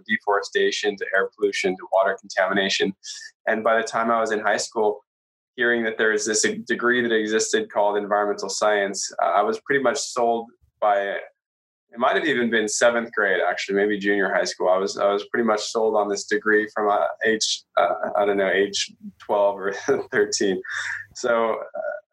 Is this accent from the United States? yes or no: yes; Southern California, United States; also born or lived in Massachusetts; I'm from Southern California